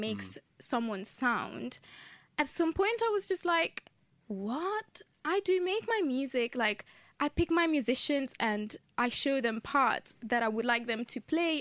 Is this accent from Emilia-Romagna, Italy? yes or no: yes; Modena, Emilia-Romagna, Italy; moved away as an adult; now in London, United Kingdom; I was born in Italy, in the north of Italy, in a city called Modena